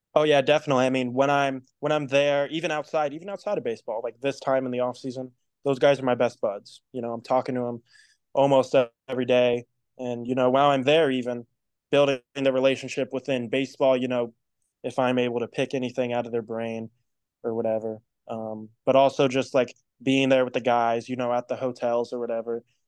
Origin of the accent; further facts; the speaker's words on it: Columbus, Ohio, United States; now in Cincinnati, United States; I'm from Columbus, Ohio. I moved down to Cincinnati when I was in the seventh grade